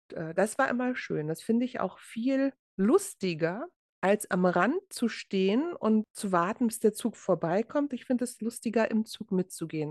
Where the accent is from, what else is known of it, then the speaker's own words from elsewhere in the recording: Berlin, Germany; moved away; wir sind ja beide in Berlin geboren